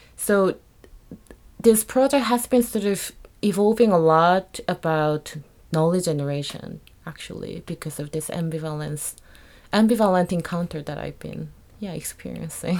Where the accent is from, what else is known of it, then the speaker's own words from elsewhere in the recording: South Korea; moved away; I was born and raised in Korea